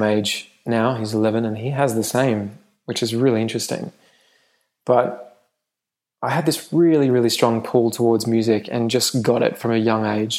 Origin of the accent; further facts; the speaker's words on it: England, United Kingdom; moved away; I grew up in England